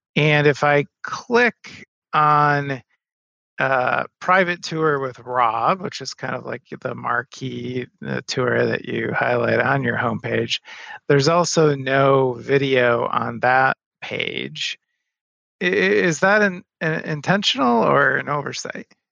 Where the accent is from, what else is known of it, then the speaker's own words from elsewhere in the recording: Madison, Wisconsin, United States; my hometown. I'm in Madison, Wisconsin